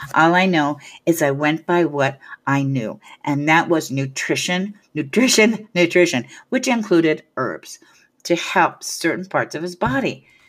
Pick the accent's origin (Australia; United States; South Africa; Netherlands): United States; Hayward, California; also born or lived in San Francisco; my hometown in Hayward